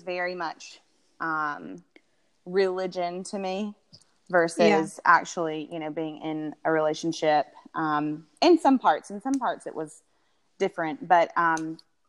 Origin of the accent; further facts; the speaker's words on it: Tuscaloosa, Alabama, United States; moved away as an adult; now in Atlanta, United States; I'm originally from Alabama, so you can hear it probably in the voice, but, it was in Tuscaloosa, Alabama